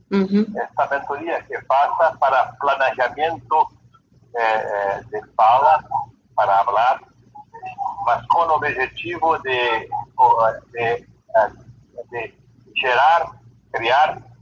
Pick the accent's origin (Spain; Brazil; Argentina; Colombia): Brazil; Spanish is a second language; yo, soy brasileño, habla un poquito español